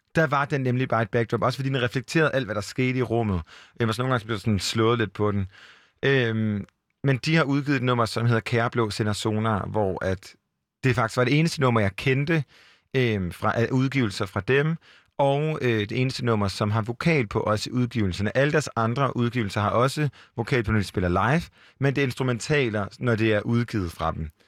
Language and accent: Danish; Jutland, Denmark; now in Copenhagen, Denmark; Jeg er også selv fra Jylland, og jeg bor også i Nordvest i København.